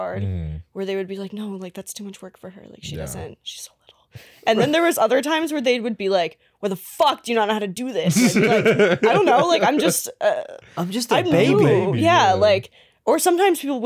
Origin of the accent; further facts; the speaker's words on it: Canada; moved away; I'm from Canada originally.